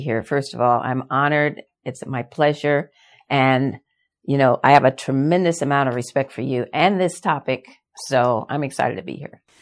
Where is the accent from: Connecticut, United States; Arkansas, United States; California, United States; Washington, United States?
Washington, United States; Yakima; also born or lived in Los Angeles; We moved from Los Angeles to Yakima, Washington